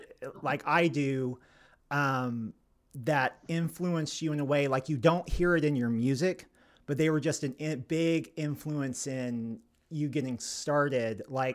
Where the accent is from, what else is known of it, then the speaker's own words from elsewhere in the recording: Arkansas, United States; when I was growing up in Arkansas as a little boy, there was a corner store down the road from us, and we were a very poor family.